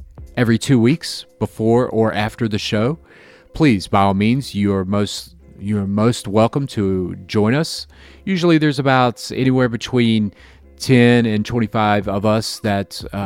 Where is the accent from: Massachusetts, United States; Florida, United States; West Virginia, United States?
Florida, United States; Jacksonville; now in Chicago, United States; I'm from Jacksonville